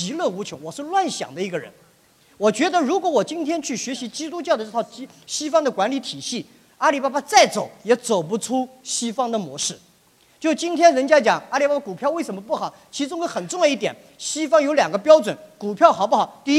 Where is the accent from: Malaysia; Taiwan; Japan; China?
China; 我在美国海外没有留过学，但是我自小对英文感兴趣，我对西方的文化感兴趣。但是我是一个中国人